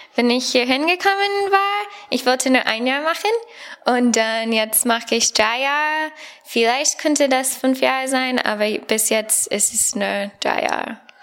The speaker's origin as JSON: {"language": "German", "country": "United States", "second_language": "German", "moved": "as an adult", "lives_now": "Bonn, Germany", "said": "ich komme aus Amerika und ja, ich bin Student hier am Bibelseminar Bonn"}